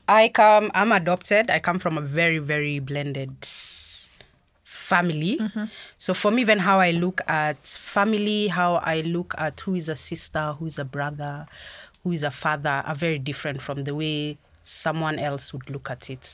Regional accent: Meru, Meru County, Kenya; I grew up in Meru

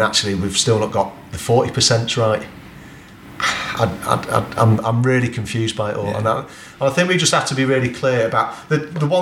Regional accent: England, United Kingdom; our mentality about being English

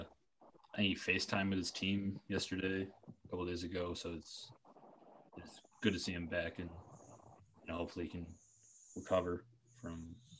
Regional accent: Buffalo, New York, United States; I'm from Buffalo, New York.

